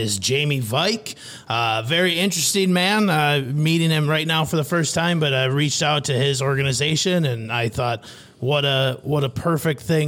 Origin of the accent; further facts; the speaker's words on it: rural Midwest, United States; I grew up in rural Midwest as well